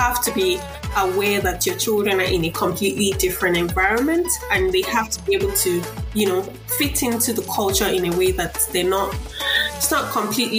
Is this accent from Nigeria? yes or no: yes; Nigeria; moved away as an adult; now in Australia; I'm coming from Africa to a Western culture